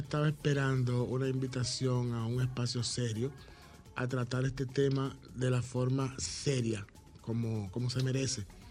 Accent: Dominican Republic; como dominicanos y dominicanas, tenemos una realidad particular.

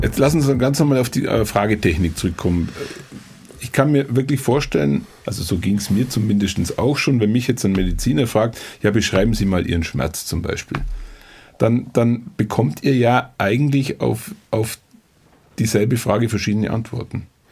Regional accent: Allgäu, Germany; bei uns im Allgäu

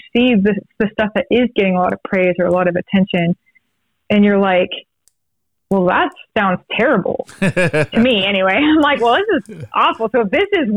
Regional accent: Texas, United States; if you're growing up in Texas

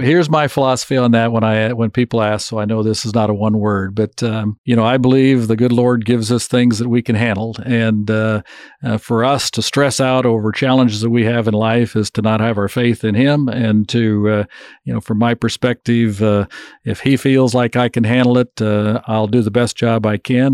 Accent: Woodbine, Kansas, United States; now in Manhattan, Kansas, United States; my hometown of Woodbine

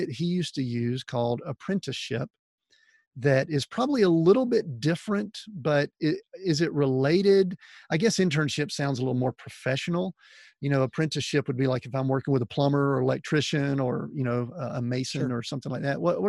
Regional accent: Atlanta, Georgia, United States; we grew up in Atlanta

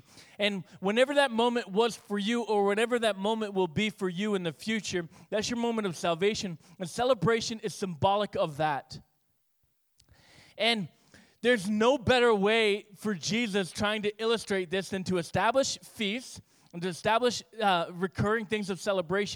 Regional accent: Northeast, United States; we're Yankee and we're Northeast

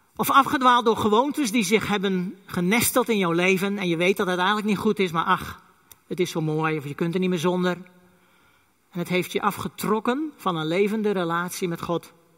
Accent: Friesland, Netherlands; first language West Frisian; Dutch is a second language; Ik ben een echte Fries

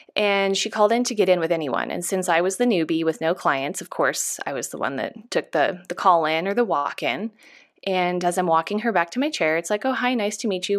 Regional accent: Chico, California, United States; I come from a really small town. I'm from Chico, California

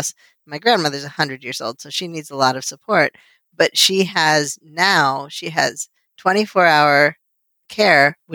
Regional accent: United States; I was born and raised here and I'm definitely an American

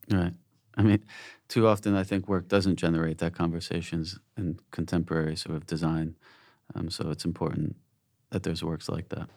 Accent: United States; I'm American, obviously, and coming from the States

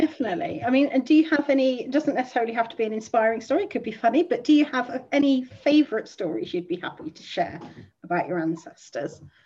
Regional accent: southern England, United Kingdom; I'm a real southern fairy.

